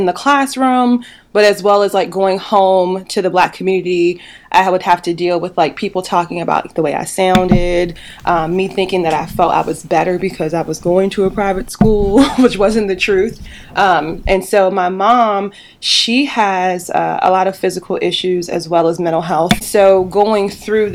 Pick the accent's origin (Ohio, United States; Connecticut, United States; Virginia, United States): Virginia, United States; Charlottesville; moved away as an adult; I am from Charlottesville, Virginia. And so I was born and raised here